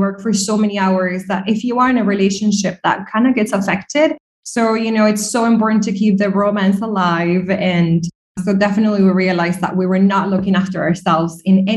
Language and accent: English; Argentina; also born or lived in New York / Dublin, Ireland; now in Dubai, United Arab Emirates; I'm originally from Argentina